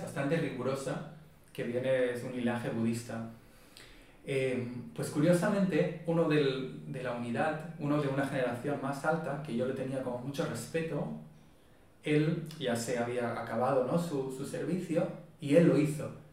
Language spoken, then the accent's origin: Spanish; Israel; Spanish is a second language; moved away as an adult; now in Barcelona, Spain; yo soy de Israel, crecí en Israel